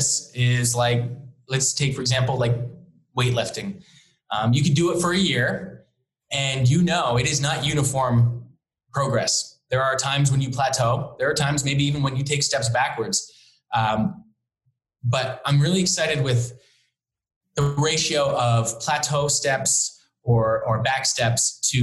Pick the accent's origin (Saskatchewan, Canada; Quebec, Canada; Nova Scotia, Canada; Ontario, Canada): Nova Scotia, Canada; Halifax; also born or lived in Hamilton; now in Toronto, Canada; I grew up in Halifax, Nova Scotia. So I grew up as a sailor